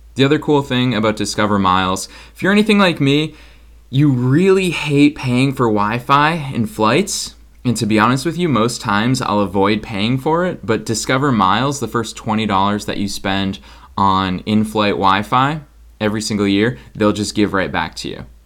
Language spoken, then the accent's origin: English; Boston, Massachusetts, United States; moved away as an adult; now in Los Angeles, United States; I'm coming at you from Boston, Massachusetts, my hometown where I grew up, lived here my entire life before I moved to Los Angeles this year